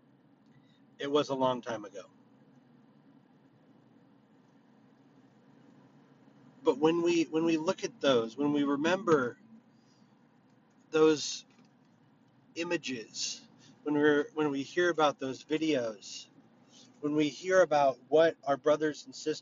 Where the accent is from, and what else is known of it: United States